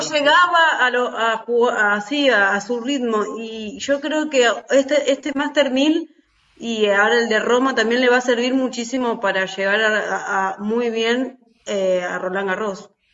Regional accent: Argentina

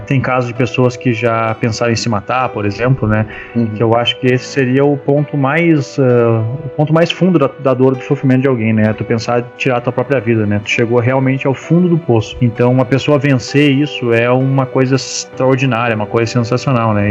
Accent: Rio Grande do Sul, Brazil; eu sou do Rio Grande do Sul

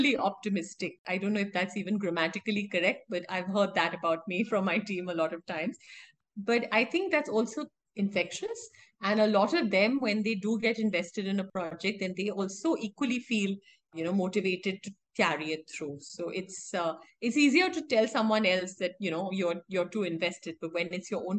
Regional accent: India; I'm an Indian, yes, I'm a woman, and yes, I'm an architect.

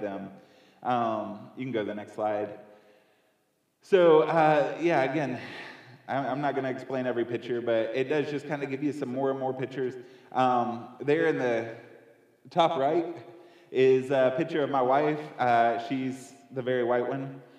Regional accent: near Boone, Western North Carolina, United States; I grew up here in Western North Carolina, uh, closer to Boone

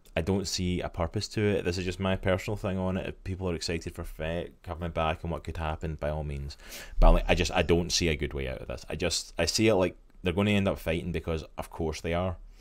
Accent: Scotland, United Kingdom; my home country, Scotland.

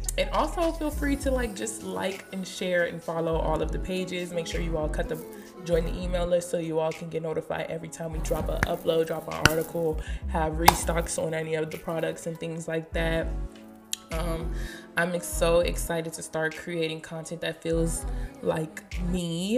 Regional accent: Maryland, United States; now in Hampton, United States; Honestly, I feel like since I've been in Hampton, my accent has changed. Leave in the comment section. So I'm from the DMV, I'm from PG County

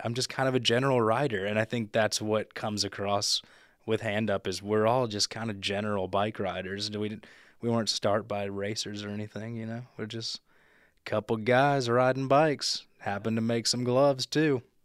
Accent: Memphis, Tennessee, United States; now in Chattanooga, United States; I'm from Memphis, so we didn't have any mountains

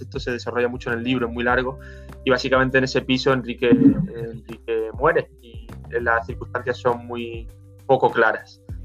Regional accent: Málaga, Andalusia, Spain; moved away as an adult; also born or lived in Madrid; Yo soy de Málaga, pero fui a Madrid a estudiar

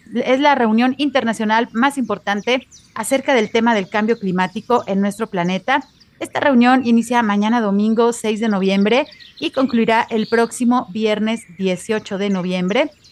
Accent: Guadalajara, Jalisco, Mexico; aquí en nuestra ciudad de Guadalajara, en Jalisco, en México

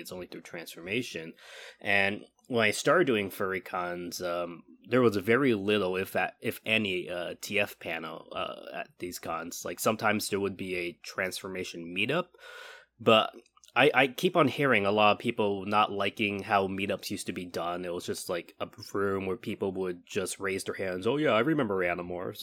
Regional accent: California, United States; moved away as an adult; also born or lived in Baltimore; I'm originally from California. I went to Baltimore for, um, for university.

